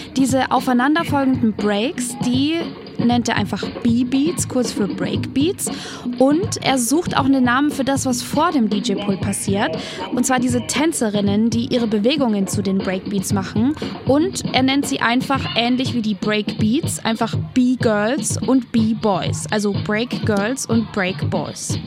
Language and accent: German; Nuremberg, Bavaria, Germany; in Nürnberg, da wo ich herkomme